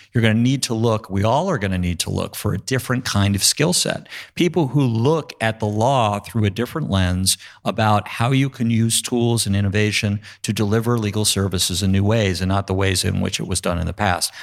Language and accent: English; New York, United States; I'm a New Yorker as well